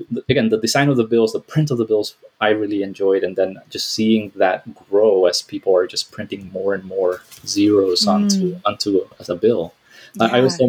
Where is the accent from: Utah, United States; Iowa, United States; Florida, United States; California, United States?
Florida, United States; Miami; I came to this country when I was 9 years old, undocumented, to the Tijuana border. And I grew up in Miami, where I went to school